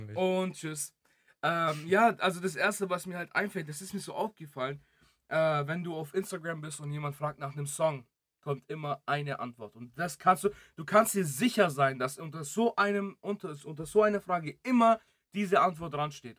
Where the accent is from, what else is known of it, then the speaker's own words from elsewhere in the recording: Greece; moved away; ich bin ja auch in Griechenland geboren.